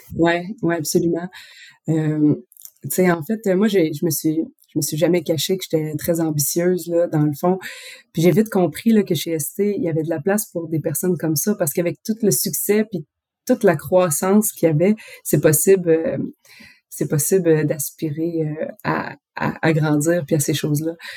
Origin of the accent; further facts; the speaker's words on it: Quebec, Canada; moved away as an adult; now in France; quand je suis partie du Québec